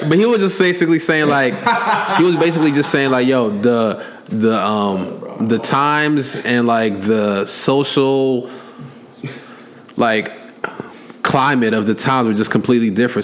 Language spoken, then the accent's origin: English; United States; I was born here